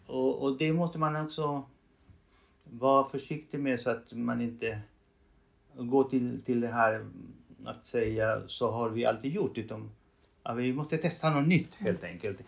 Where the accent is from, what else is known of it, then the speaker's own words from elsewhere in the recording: Chile; first language Spanish; Swedish is a second language; moved away as an adult; now in Sweden; Som du hör, jag bryter. Eh, det är för att jag har spanska som modersmål. Jag är en man från Chile som kom till Sverige när jag var 35 eller 33 år.